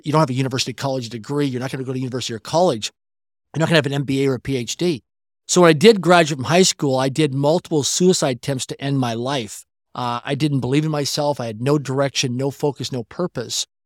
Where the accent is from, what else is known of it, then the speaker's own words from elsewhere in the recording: Swift Current, Saskatchewan, Canada; I grew up in Swift Current, Saskatchewan, Canada, a city of less than twenty thousand people in population